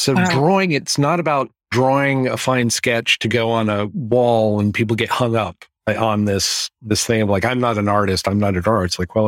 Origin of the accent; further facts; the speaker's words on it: California, United States; also born or lived in Florida; I'm a Florida native, but I grew up in California. And I live in the Pacific Northwest.